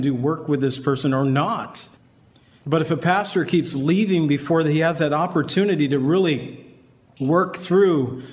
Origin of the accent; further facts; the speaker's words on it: Waukegan, Illinois, United States; I was raised around Waukegan